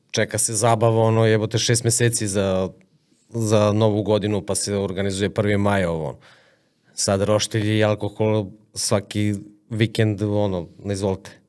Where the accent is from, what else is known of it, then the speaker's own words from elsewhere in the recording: Serbia; ja želim da uhvatim ribu u Moravi, u mojoj reci